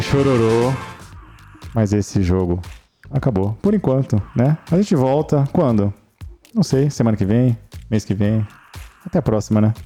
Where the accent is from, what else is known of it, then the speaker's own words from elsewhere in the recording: São Paulo, Brazil; eu sou de São Paulo